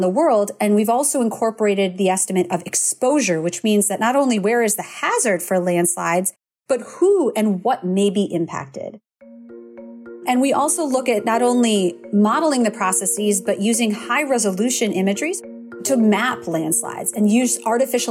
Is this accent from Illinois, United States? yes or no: no; Minnesota, United States; I grew up in Minnesota